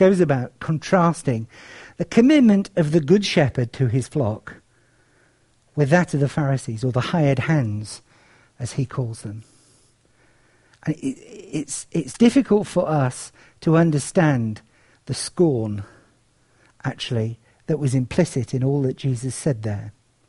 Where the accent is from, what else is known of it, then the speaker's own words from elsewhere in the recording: Cyprus; As some of you know, I grew up in Cyprus. It was a sleepier place than it is now. The War of Partition, which has split the island, hadn't actually occurred. And it was quite a rural and agricultural place.